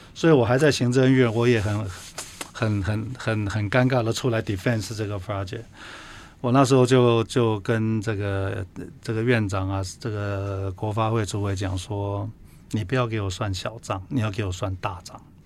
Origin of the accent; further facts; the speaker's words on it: Taiwan; 我们台湾人